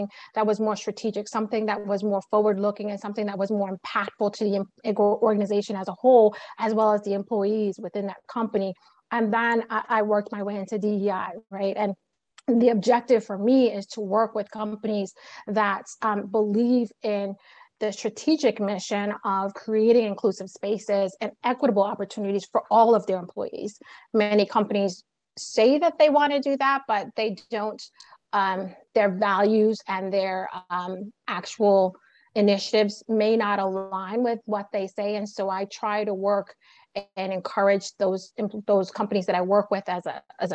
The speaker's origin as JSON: {"language": "English", "town": "New York City", "region": "New York", "country": "United States", "tie": "born or raised there", "said": "I was born and raised in Brooklyn, New York"}